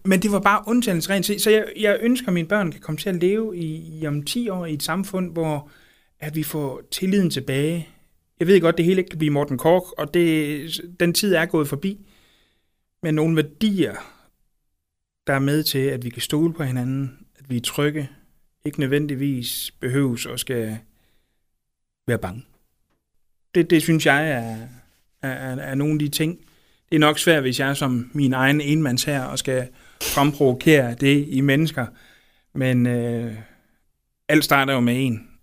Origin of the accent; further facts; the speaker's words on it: Aarhus, Central Denmark Region, Denmark; jeg er født og opvokset i Brabrand, som, som ligger lidt uden for Aarhus